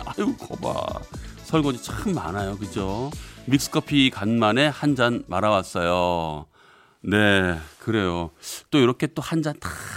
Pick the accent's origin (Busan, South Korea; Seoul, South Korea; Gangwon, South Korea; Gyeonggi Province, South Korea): Seoul, South Korea; 저는 고향이 서울이에요.